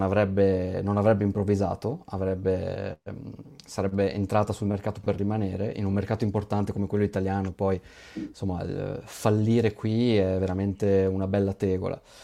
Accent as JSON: {"language": "Italian", "region": "Veneto", "country": "Italy", "said": "io sono veneto"}